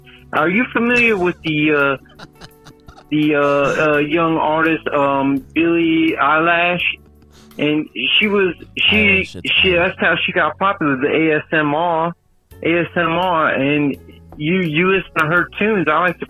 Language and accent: English; Pacific Palisades, California, United States; You know, I grew up in California, Pacific Palisades